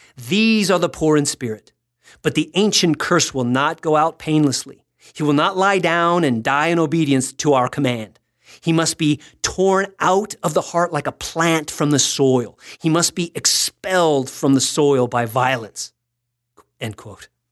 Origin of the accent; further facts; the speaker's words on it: Texas, United States; I'm from Texas.